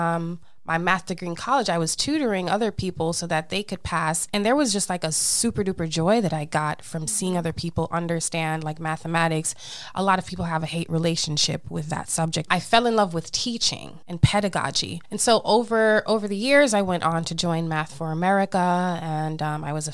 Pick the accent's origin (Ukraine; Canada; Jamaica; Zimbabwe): Jamaica; I am a Jamaican Leo.